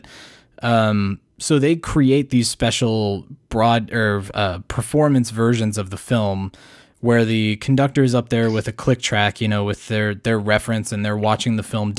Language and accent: English; Colorado, United States; I just pulled Colorado in my head because it's my hometown.